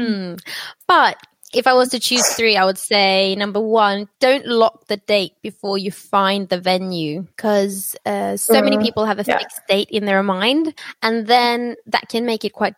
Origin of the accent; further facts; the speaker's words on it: Oslo, Norway; accent: British; I'm born and raised in Norway, but my mother's Brazilian and my father was from London